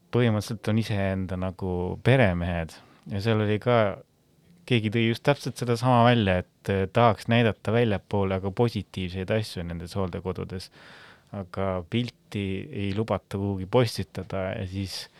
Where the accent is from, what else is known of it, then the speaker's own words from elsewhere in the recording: Väike-Maarja, Lääne-Viru County, Estonia; ma olen Väike-Maarjast pärit